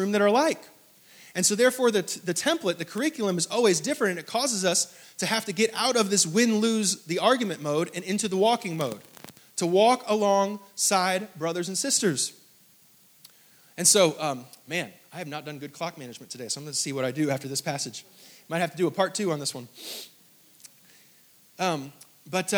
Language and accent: English; the North, United States; moved away; I'm from the North